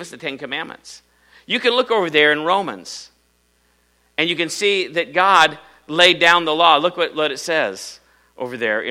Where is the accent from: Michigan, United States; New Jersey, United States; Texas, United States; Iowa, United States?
Iowa, United States; I'm from Iowa